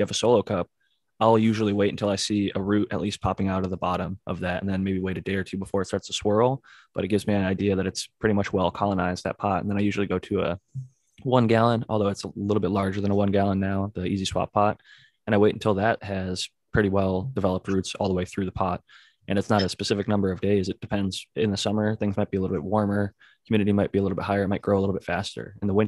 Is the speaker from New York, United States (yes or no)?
no; Ohio, United States; because I'm from Ohio where it actually gets frigid.